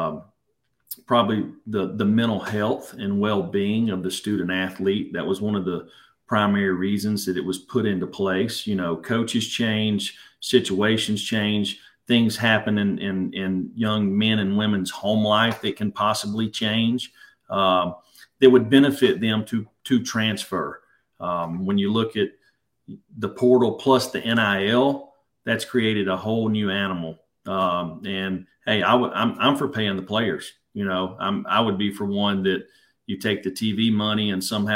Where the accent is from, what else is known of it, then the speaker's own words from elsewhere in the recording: the South, United States; growing up in the South